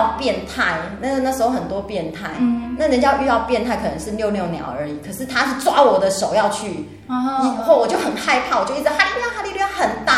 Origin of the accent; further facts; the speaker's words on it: Tainan, Taiwan; 我是来自于台南市永康区，我隶属于永康教会